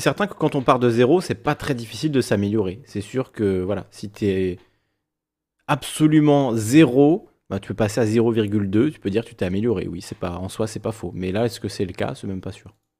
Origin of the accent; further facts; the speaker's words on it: Corsica, France; je suis corse